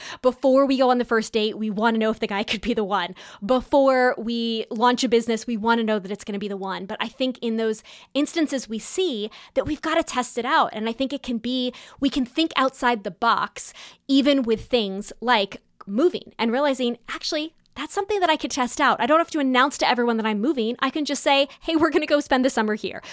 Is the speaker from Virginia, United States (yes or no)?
no; California, United States; moved away; also born or lived in New York City, New York, United States; growing up in Southern California and New York City